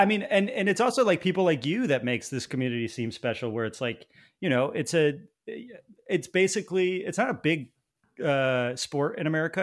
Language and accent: English; East Coast, United States; moved away; I grew up on the East Coast